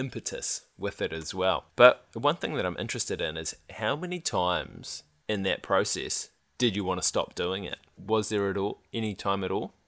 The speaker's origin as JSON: {"language": "English", "country": "New Zealand", "said": "we were from New Zealand"}